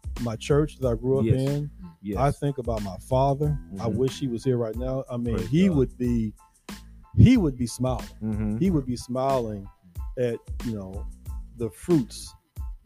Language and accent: English; Nashville, Tennessee, United States; also born or lived in Memphis; The church I grew up here in Nashville